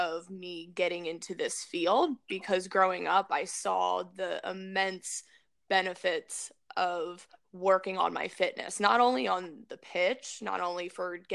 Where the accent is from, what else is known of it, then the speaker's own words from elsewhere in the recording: Maryland, United States; growing up in Maryland was an ideal situation